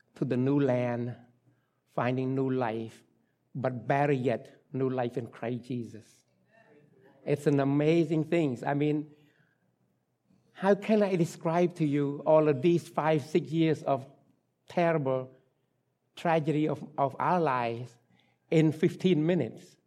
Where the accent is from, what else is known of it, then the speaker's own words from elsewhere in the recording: Cambodia; English is a second language; moved away; English, uh, language is not my, my, my mother tongue. I was born and raised in Cambodia